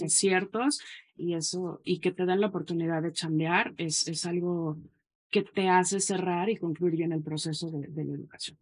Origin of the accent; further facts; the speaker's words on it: Mexico City, Mexico; moved away; also born or lived in Guadalajara / Montreal / Valparaíso; yo soy de la Ciudad de México